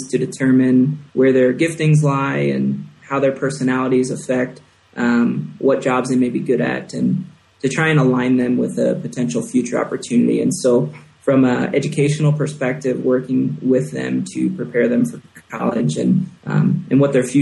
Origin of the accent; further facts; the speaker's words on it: Philadelphia, New Jersey, United States; moved away as an adult; now in Quito, Ecuador; I was born and raised in the Philadelphia, South Jersey area. So I'm a Philly boy, South Jersey boy